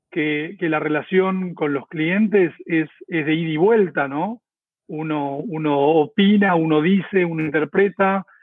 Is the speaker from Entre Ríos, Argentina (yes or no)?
no; Córdoba, Argentina; moved away as an adult; now in Buenos Aires, Argentina; eh, por eso me vine de Córdoba a Buenos Aires, eh, porque quería trabajar en, la bolsa